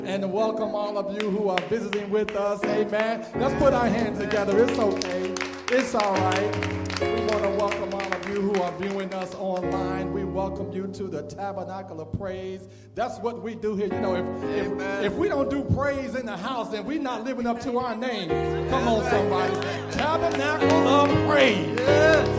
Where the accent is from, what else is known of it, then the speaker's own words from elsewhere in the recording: Indianapolis, Indiana, United States; moved away; Indianapolis, my hometown.